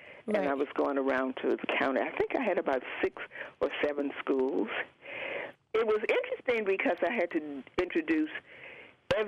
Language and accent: English; Roanoke, Virginia, United States; moved away as an adult; also born or lived in Hampton, Virginia / Charlotte, North Carolina; now in North Carolina, United States; I was born in Roanoke, Virginia